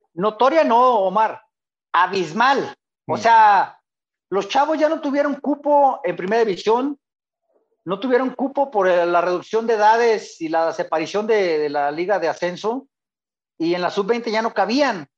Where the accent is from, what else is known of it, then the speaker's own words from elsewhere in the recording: Guadalajara, Jalisco, Mexico; Yo soy de Guadalajara, de una colonia brava, la colonia Echeverría